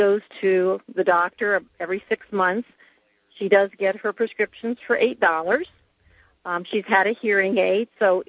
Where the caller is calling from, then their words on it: Fort Lauderdale, Florida, United States; I'm calling from Fort Lauderdale, and I'm on my cell phone, so I hope you can hear me okay.